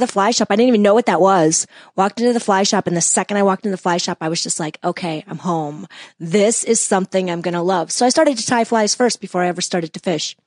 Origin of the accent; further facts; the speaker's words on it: West Bend, Wisconsin, United States; moved away as an adult; also born or lived in Ann Arbor, Michigan; now in Chicago, United States; I was born and raised in West Bend, Wisconsin